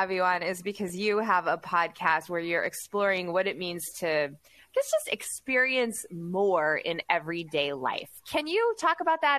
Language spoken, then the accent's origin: English; Oklahoma City, Oklahoma, United States; my hometown, Oklahoma